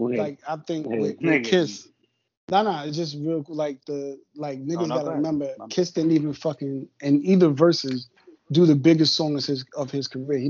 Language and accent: English; New York, United States; I'm from New York.